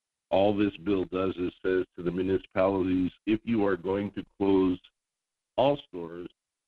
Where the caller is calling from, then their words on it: Juneau, Alaska, United States; calling from Juneau.